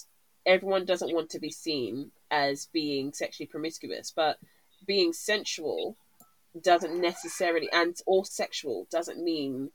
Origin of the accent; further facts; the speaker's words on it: United Kingdom; being Black British in this country